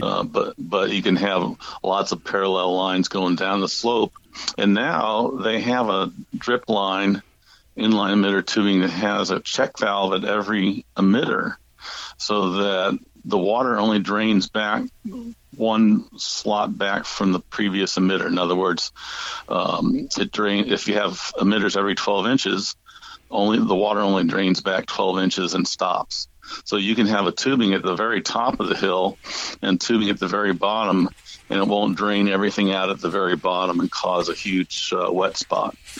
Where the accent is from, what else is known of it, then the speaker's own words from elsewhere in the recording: St. Louis, Missouri, United States; I grew up in St. Louis, uh, Missouri